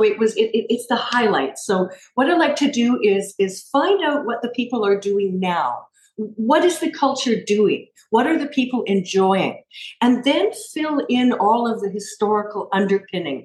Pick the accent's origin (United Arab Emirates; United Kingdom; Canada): Canada; I grew up in Canada